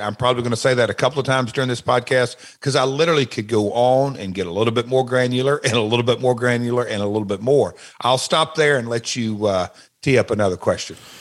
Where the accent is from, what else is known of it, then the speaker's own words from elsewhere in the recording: Nashville, Tennessee, United States; also born or lived in Memphis; that's my hometown of Nashville